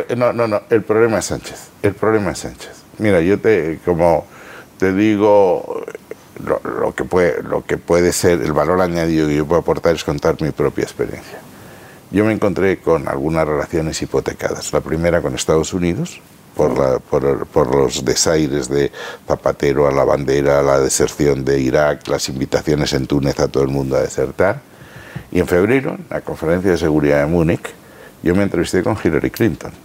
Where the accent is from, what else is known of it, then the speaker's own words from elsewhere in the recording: Spain; nosotros tenemos interés como españoles